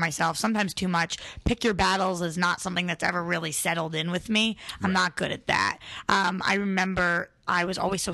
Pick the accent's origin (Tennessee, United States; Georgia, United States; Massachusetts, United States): Massachusetts, United States; Boston; moved away as an adult; now in Los Angeles, United States; I moved back there when I was really young. Yeah. And then I grew up in Boston